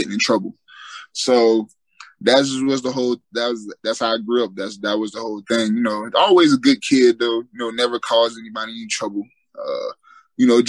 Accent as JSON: {"language": "English", "town": "Fort Lauderdale", "region": "Florida", "country": "United States", "tie": "born or raised there", "also_born_or_lived": "West Palm Beach", "said": "I grew up in Fort Lauderdale"}